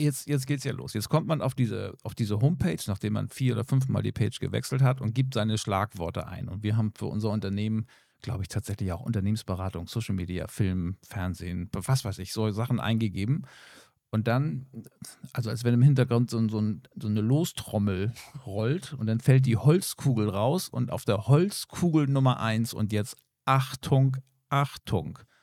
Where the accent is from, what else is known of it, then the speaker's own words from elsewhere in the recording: Germany; hier bei uns in Deutschland